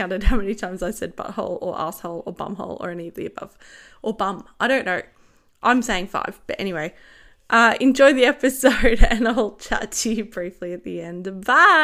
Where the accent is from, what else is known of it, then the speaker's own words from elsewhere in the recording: Australia; accent: bogan; I have the most bogan way of saying things as an Aussie.